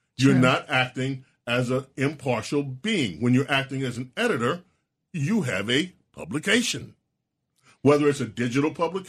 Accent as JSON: {"language": "English", "region": "New York", "country": "United States", "tie": "born or raised there", "said": "Okay, I am a Dallas Cowboy fan. Born and raised in New York. That's right. All my life."}